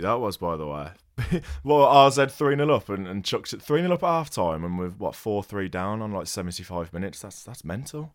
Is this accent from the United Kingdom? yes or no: yes; England, United Kingdom; as an English fan